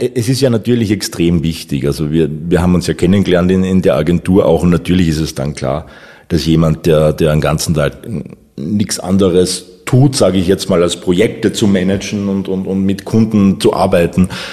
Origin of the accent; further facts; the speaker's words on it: Upper Austria, Austria; now in Vienna, Austria; Ich bin geborener Oberösterreicher, jetzt aber schon die meiste Zeit in, in Wien, seit 1988